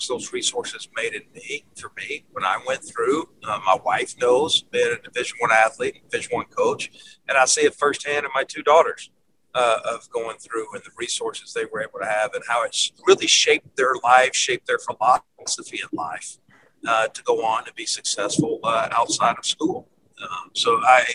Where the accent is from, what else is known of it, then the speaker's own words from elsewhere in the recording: Memphis, Tennessee, United States; I grew up in Memphis.